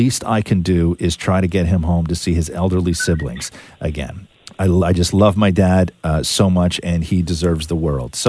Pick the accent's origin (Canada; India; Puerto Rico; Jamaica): Canada; born there; I was born here in Canada and have only been able to meet my family in the UK a few times.